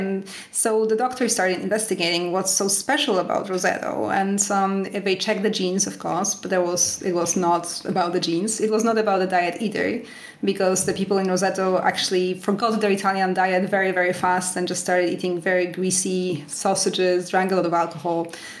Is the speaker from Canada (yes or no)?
yes; Canada; now in France; when I moved to France, I moved here from Canada, and so I was used to the typical Canadian way of eating.